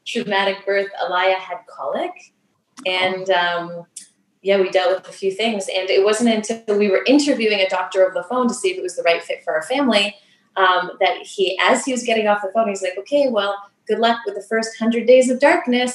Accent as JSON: {"language": "English", "area": "just outside Toronto", "region": "Ontario", "country": "Canada", "tie": "born or raised there", "said": "I was born and raised just outside Toronto"}